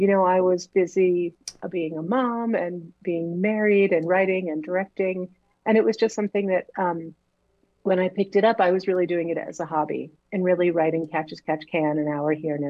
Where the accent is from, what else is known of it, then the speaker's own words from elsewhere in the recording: Woodbridge, Connecticut, United States; now in Los Angeles, United States; Yep, I grew up in Woodbridge, and I went to Hopkins.